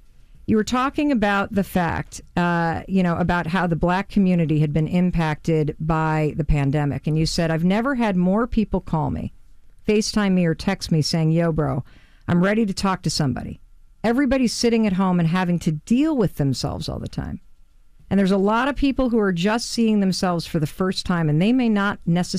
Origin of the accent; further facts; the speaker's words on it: Muskegon, Michigan, United States; I'm from Muskegon, Michigan.